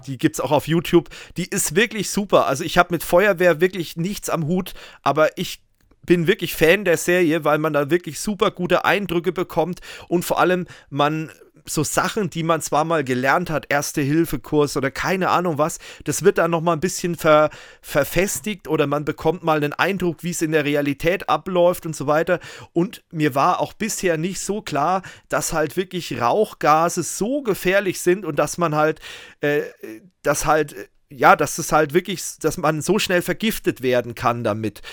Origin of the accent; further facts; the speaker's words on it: Germany; bei uns in Deutschland